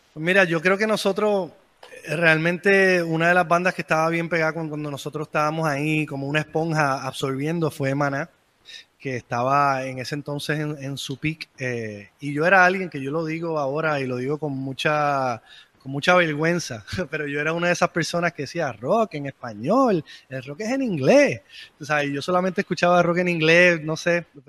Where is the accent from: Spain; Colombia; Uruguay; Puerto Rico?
Puerto Rico; San Juan